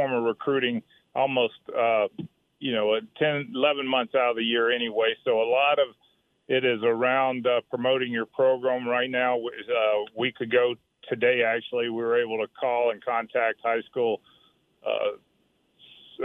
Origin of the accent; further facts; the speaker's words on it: Mississippi, United States; moved away; I'm from Mississippi